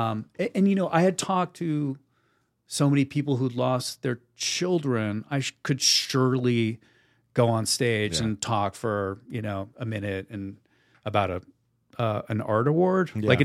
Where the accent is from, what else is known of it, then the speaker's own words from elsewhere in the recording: New Jersey, United States; Look, I'm from New Jersey. I worked at Foot Locker.